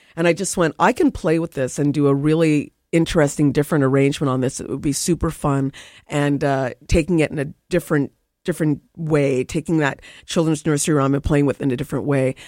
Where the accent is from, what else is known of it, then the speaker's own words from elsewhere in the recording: Nova Scotia, Canada; I grew up in Nova Scotia